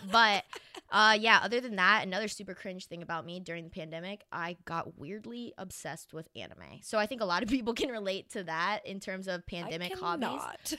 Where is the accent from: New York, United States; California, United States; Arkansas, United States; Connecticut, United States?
Arkansas, United States; Northwest; moved away as an adult; now in Nashville, United States; I'm from Northwest Arkansas.